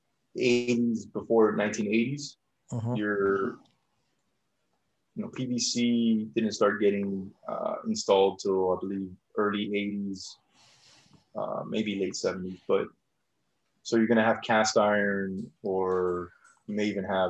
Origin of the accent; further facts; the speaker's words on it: South Florida, United States; moved away; I'm originally from South Florida.